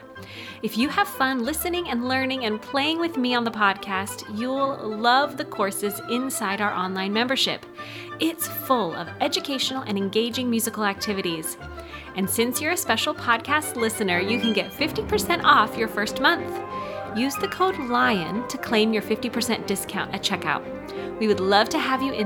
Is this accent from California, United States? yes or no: no; Idaho, United States; moved away; I grew up in Idaho